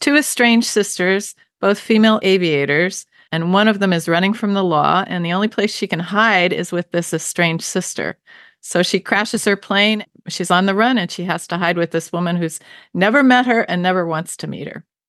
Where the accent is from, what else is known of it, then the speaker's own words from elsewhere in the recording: Baltimore, Maryland, United States; now in New Hampshire, United States; I grew up in Baltimore, which is known for its seafood and crabs especially